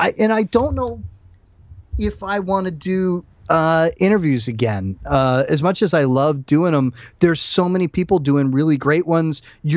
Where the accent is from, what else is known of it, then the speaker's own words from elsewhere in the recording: United States; I was born and raised in the United States, the son of an immigrant, and was taught to, you know, be as patriotic as can be.